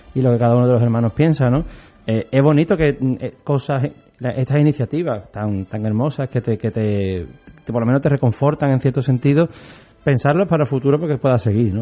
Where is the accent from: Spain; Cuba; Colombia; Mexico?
Spain; Andalusia; somos andaluces y tenemos una forma de vivir la alegría